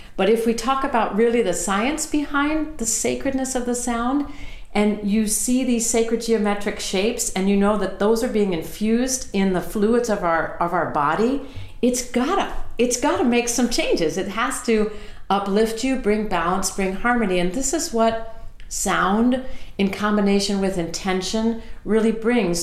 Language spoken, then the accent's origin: English; Southern California, United States; I grew up in Southern California